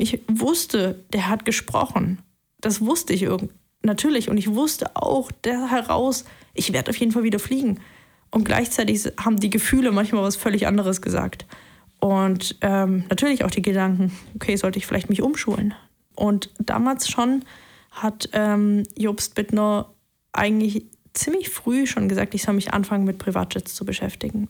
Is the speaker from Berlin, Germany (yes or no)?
no; Leipzig, Saxony, Germany; moved away as an adult; now in Tübingen, Germany; ich bin in Leipzig aufgewachsen, bin dann nach Tübingen hierher zurückgekommen